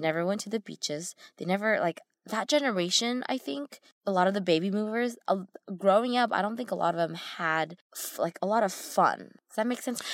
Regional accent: United States; growing up in America

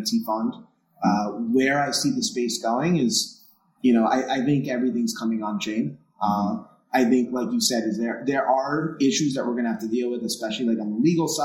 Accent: New York City, New York, United States; accent: New York; you can tell by my accent

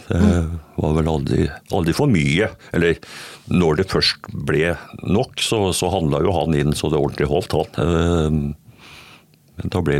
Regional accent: Østfold, Norway; Jeg kommer fra Østfold, jeg påstår iallfall det. Selv om jeg har bodd en del steder rundt i landet i barndommen, så har hele voksenlivet mitt vært i Østfold.

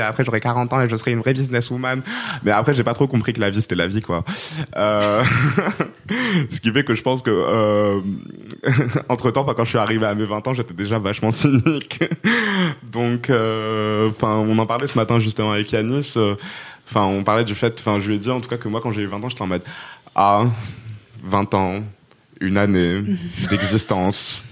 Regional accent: Rabat, Rabat-Salé-Kénitra, Morocco; also born or lived in Poitiers, France; now in Aubervilliers, France; à la base, je suis, euh, je suis marocaine, je viens de Rabat

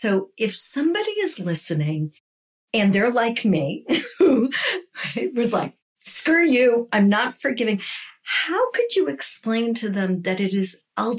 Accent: New York, United States; Now, I'm a New Yorker.

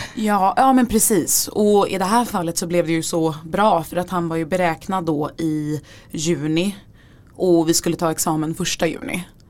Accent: Gothenburg, Västra Götaland, Sweden; also born or lived in Örebro; now in Stockholm, Sweden; jag är från Göteborg

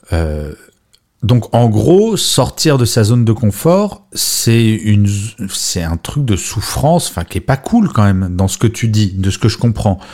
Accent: Grenoble, Auvergne-Rhône-Alpes, France; now in Paris, France; je suis né à Grenoble, même si maintenant, je vis à Paris.

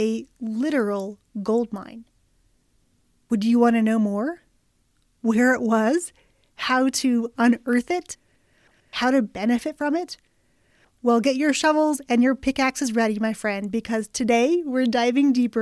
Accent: Nevada, United States; I'm from Nevada

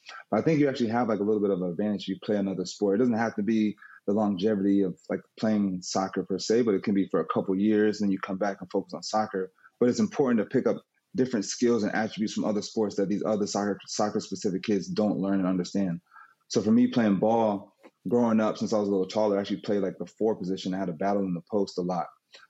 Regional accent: Queens, New York, United States; born there; I was born in Queens, New York. My mom's from New York.

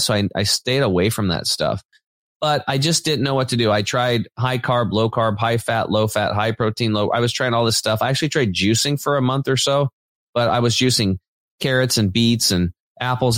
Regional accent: Eastern Oregon, United States; I grew up on Eastern Oregon on a farm, kind of a redneck background

